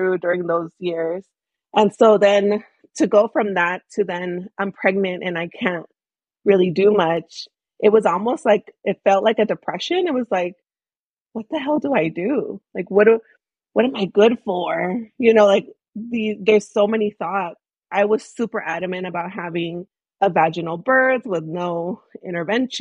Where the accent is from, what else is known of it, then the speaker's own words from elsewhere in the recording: Bay Area, California, United States; also born or lived in Michoacán, Mexico; I'm an immigrant myself from Michoacán, Mexico. I grew up in the Bay Area